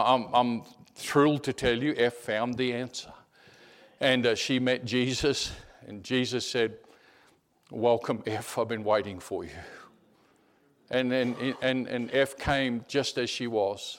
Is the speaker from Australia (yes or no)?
yes; Australia; I'm an Aussie, and I was a fifth generation Australian